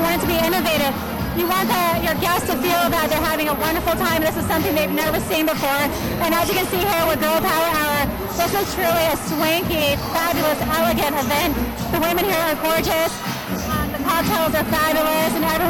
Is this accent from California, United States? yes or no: yes; Los Angeles, California, United States; now in Seattle, United States; I'm originally from Los Angeles, and I have seen a lot of amazing, fabulous events. Also been in New York, Paris, Milan